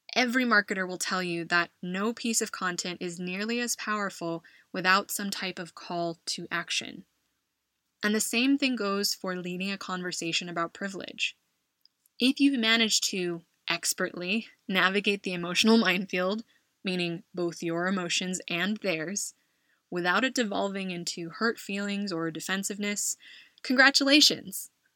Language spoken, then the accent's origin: English; California, United States; moved away as an adult; now in Madrid, Spain; my home state of California